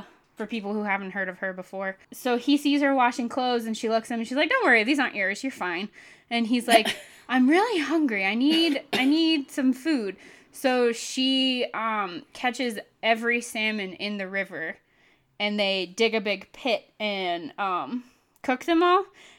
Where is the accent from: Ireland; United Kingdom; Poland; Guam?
Ireland; And I am Irish, so I'm just missing something.